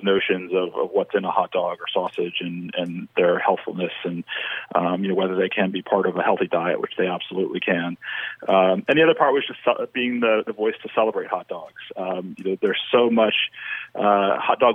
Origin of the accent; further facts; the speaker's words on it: the South, United States; I'm from the South